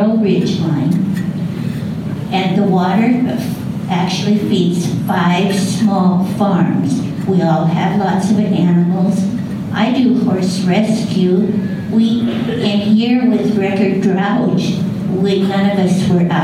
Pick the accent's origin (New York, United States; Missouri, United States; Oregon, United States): Oregon, United States; Myrtle Creek; I'm from Myrtle Creek. I'm 3 miles out of town on South Myrtle